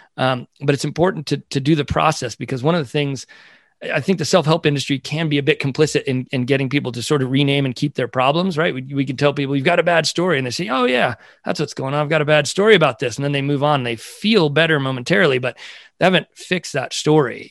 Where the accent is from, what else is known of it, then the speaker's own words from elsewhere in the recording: California, United States; also born or lived in Brockton, Massachusetts; we moved to California when I was two years old, so I've spent, uh, my entire life out here